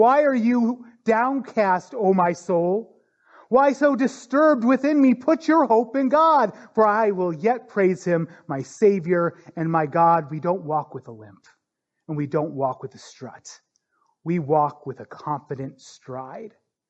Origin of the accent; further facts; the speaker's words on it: North Dakota, United States; I grew up in North Dakota. And North Dakota is no stranger to tornadoes.